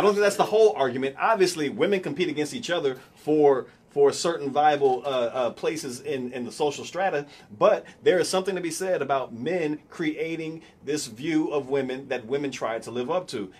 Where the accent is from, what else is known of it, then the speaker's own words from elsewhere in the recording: United States; we're indoctrinated, even as minorities, to have pride in being American